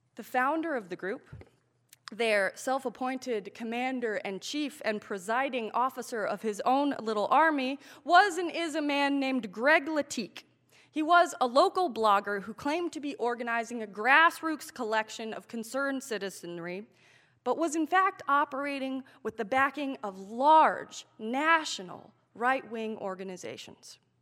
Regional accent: Manassas, Virginia, United States; born or raised there

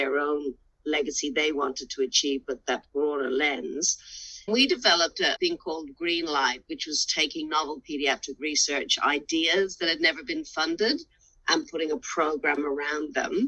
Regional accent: Ireland; now in Australia; as a young child growing up in Ireland

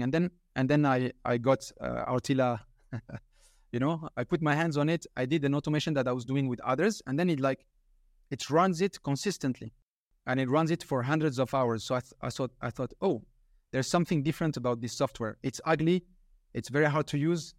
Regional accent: France; I'm from France

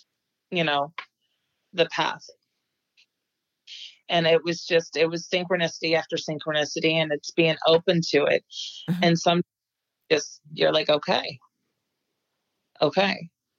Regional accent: North Carolina, United States; born there; And I was born in North Carolina. I'm the only one in my family, my immediate family, that was born out of Indiana.

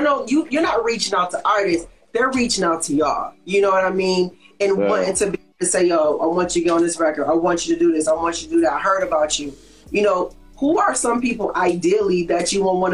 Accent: Buffalo, New York, United States; I'm from Buffalo

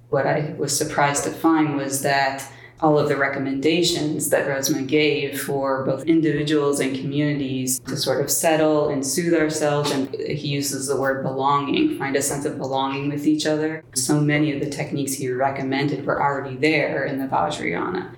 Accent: St. Louis, Missouri, United States; rivers merge in my hometown of St. Louis, Missouri

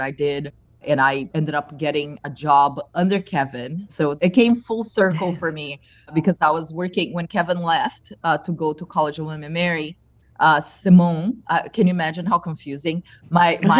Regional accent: Brazil; moved away as an adult; also born or lived in Michigan; now in Naples, United States; being Brazilian

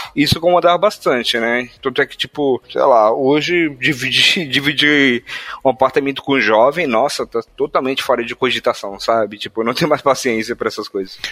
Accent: Northeast Region, Brazil; accent: Nordestino (Northeastern Brazilian); first language Portuguese; meus pais são nordestinos, né? Meu pai é de Recife, minha mãe é da Bahia, e eu tenho um sotaque nordestino

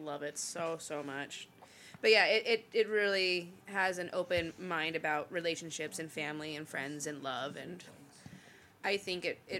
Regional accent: Seattle, Washington, United States; I grew up in Seattle.

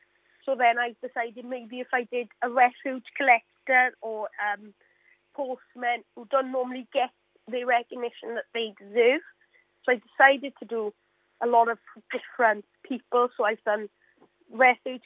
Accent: Mountain Ash, Wales, United Kingdom; I'm from the Mountain Ash area, yes. So a lot of my family members live here

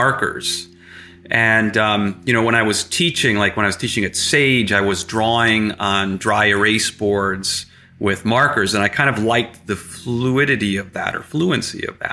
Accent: Stillwater, New York, United States; also born or lived in Chicago / Glens Falls / Latham; I essentially grew up in Stillwater

